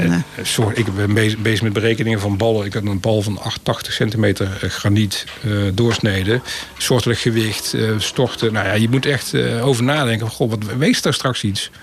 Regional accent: North Brabant, Netherlands; Ik kom zelf uit Brabant

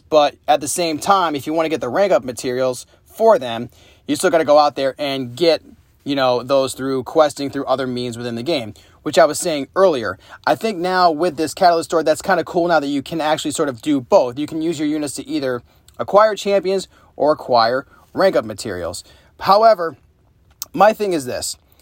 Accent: upstate New York, United States; moved away; my hometown

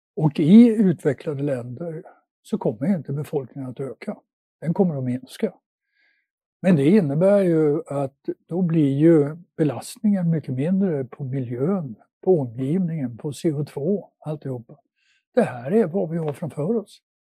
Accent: Luleå, Norrbotten County, Sweden; moved away; also born or lived in Netherlands; där jag växte upp i Luleå

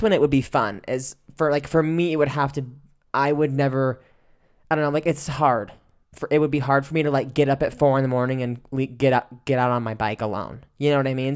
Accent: Oregon, United States; moved away; growing up in Oregon

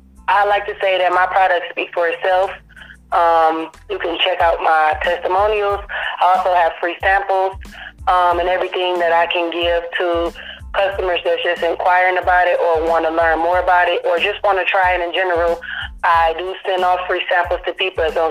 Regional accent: Detroit, Michigan, United States; now in Nashville, United States; I am from Detroit, Michigan. I live in Nashville, Tennessee

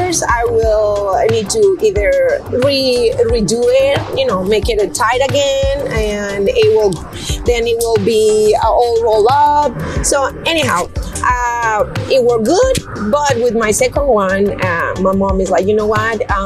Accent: Mexico City, Mexico; now in San Antonio, United States; I'm originally from Mexico City.

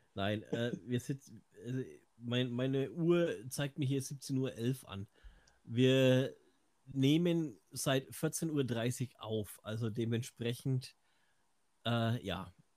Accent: Franconia, Bavaria, Germany; Außerdem bin ich Franke

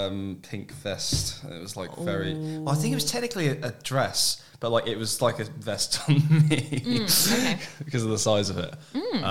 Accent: Reading, South East England, United Kingdom; moved away as an adult; also born or lived in Nottingham; now in Sydney, Australia; I grew up in the southeast, just like south of London, a town called Reading

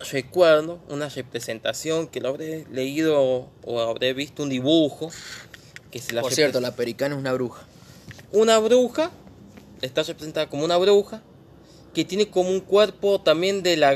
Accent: San Juan, Argentina; Somos de San Juan. yo creo que todos. Somos sanjuaniños.

